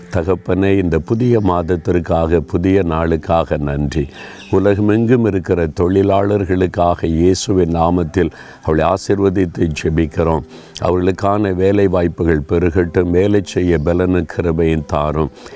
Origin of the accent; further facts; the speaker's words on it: Nalumavadi, Tamil Nadu, India; இதுதான் நாலு மாவடியில் நான் பிறந்து வளர்ந்த அந்த வீடு